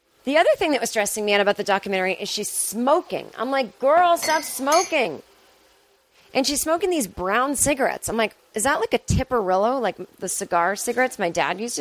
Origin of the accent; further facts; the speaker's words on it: Boston, Massachusetts, United States; I'm a girl from Boston